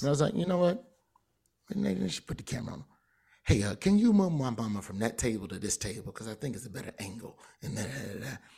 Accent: Birmingham, Alabama, United States; I'm from Birmingham.

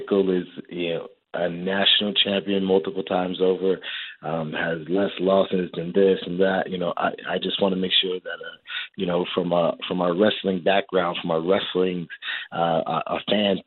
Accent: Ghana; I'm also Ghanaian

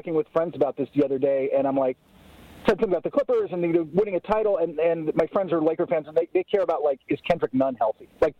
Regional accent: Los Angeles, California, United States; I grew up in Los Angeles.

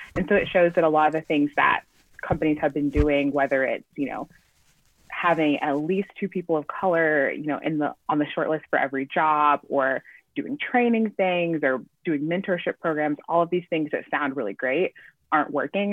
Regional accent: Chattanooga, Tennessee, United States; moved away as an adult; also born or lived in New York; I grew up in Tennessee and I you know got into journalism in college

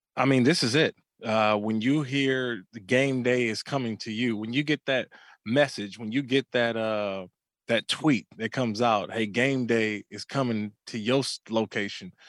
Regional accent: Bay Area, California, United States; I grew up in the Bay Area, uh, mm-hmm. watching the A's and the Giants

